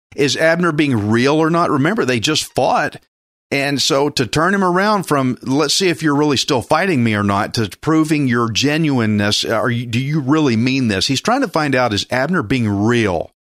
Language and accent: English; Texas, United States; I'm Texan